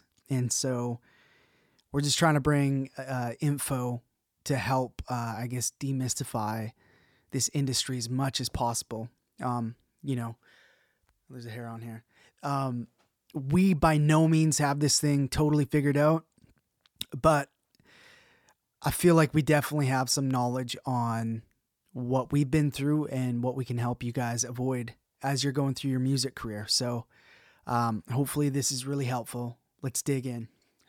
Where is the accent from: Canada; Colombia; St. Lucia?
Canada; I'm going to be your host today. I'm a Canadian producer, mix engineer